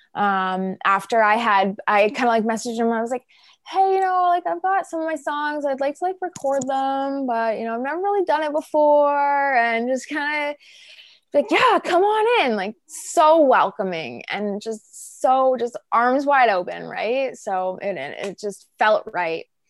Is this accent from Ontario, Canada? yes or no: yes; Peterborough, Ontario, Canada; growing up in Peterborough was awesome